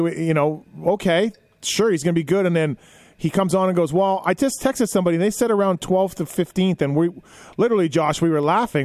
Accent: Canada; I'm Canadian

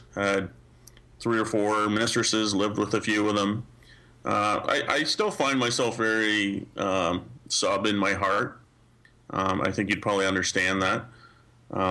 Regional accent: Canada; I love living here. I love being a Canadian.

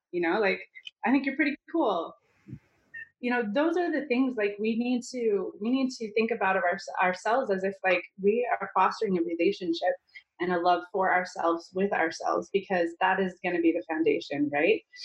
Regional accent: Utah, United States; I grew up in Utah

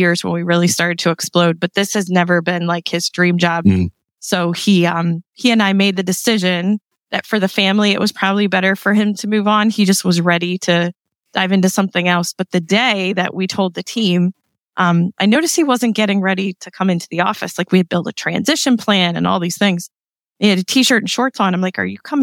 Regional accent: East Coast, United States; we're here from the East Coast

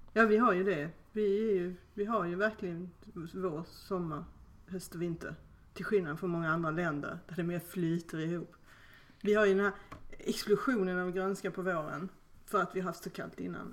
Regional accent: Skåne, Sweden; born or raised there

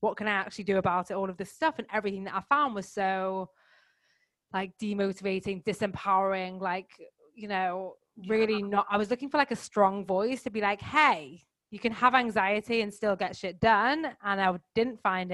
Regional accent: England, United Kingdom; moved away as an adult; now in France; I am English, currently living in the south of France, but actually on my fourth continent in the last 16 months

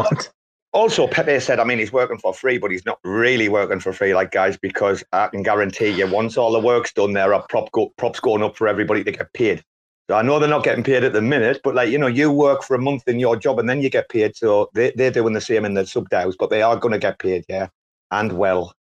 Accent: Robin Hood country, East Midlands, United Kingdom; I'm from Robin Hood country

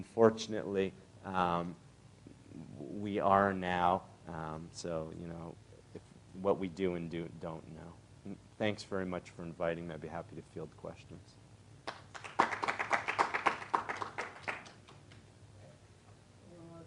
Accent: Canada; moved away; I'm originally Canadian

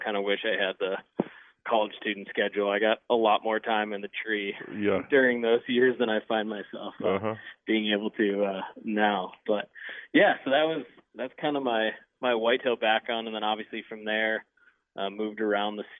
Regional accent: Wisconsin, United States; I grew up in Wisconsin. So, kind of the stereotypical Midwest experience

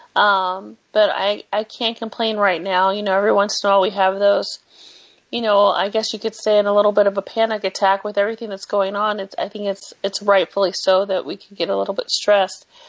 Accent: California, United States; moved away; we're from California

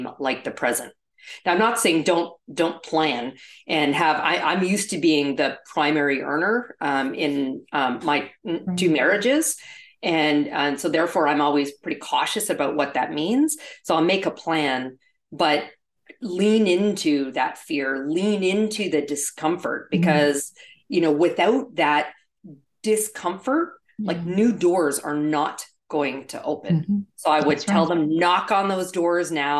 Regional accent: Canada; moved away as an adult; also born or lived in Toronto / New York; I'm actually originally from Canada. And so I had a residence in Toronto, but worked in New York, and would go back and forth

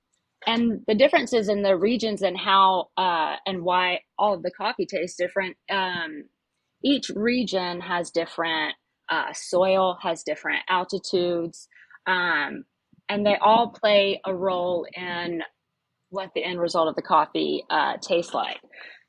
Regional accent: Pickens, Mississippi, United States; also born or lived in Jackson, Mississippi; I am born and raised here in Mississippi. I'm from Pickens, which it's very small, not a lot of people driving through, so nobody really know where it is.

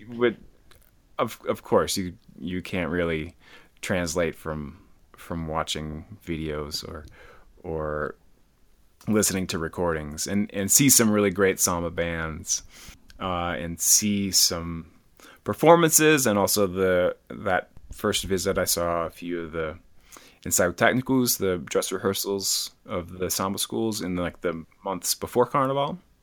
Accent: near Madison, Wisconsin, United States; now in Boulder, United States; I grew up in Wisconsin

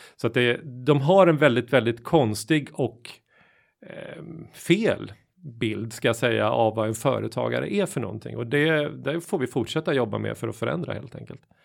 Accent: Småland, Sweden; moved away; hemma i Småland, där jag kommer ifrån

